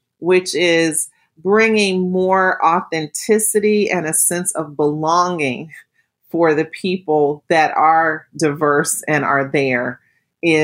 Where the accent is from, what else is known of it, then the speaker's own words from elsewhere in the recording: United States; I'm African American